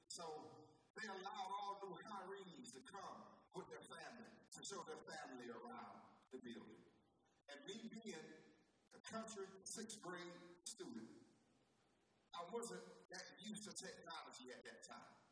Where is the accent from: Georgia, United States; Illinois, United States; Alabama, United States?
Georgia, United States; Vidalia; I'm from Vidalia, Georgia.